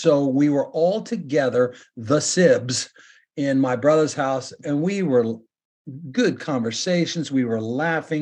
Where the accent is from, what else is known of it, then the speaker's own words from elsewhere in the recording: Great Bend, Kansas, United States; now in Mississippi, United States; my hometown is Great Bend, Kansas. And my dad's family were raised there. They were born there. And so, you know, we were raised there. We were born there.